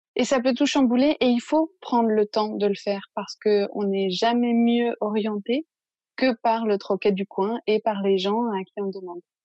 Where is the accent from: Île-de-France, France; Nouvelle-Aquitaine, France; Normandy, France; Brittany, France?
Île-de-France, France; Paris; moved away as an adult; now in Marseille, France; je suis originaire de Paris